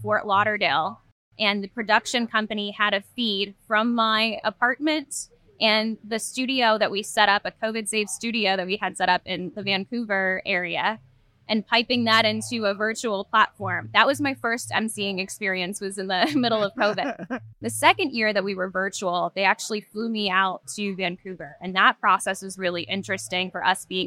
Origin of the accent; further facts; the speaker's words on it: Trinidad & Tobago; a former British colony, actually, Trinidad